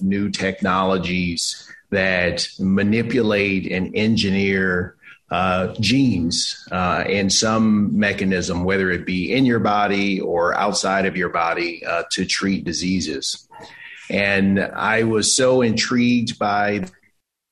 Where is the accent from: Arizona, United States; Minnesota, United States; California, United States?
California, United States; Los Angeles; moved away as an adult; also born or lived in Philadelphia, Pennsylvania; now in San Francisco, United States; I am a California native, born and raised in Los Angeles